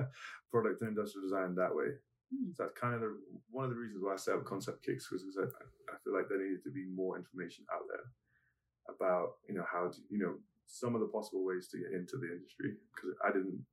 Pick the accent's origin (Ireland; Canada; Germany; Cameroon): Germany; also born or lived in Cyprus / England / America / Crete; I was born in Cyprus. Mm-hmm. My father was a British soldier, and my mum's German. And so while they were stationed in Cyprus, my mum popped me out over there, and then we moved to army camps all over the place. So raised in Germany